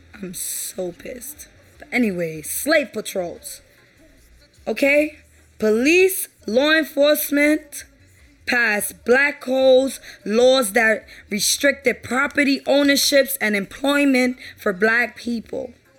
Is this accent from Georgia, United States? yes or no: no; New York City, New York, United States; I'm from New York, Brooklyn